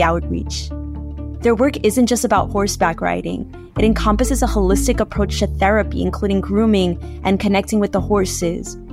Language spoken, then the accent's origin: English; New York City, New York, United States; also born or lived in Brooklyn; Born in Brooklyn, raised in Queens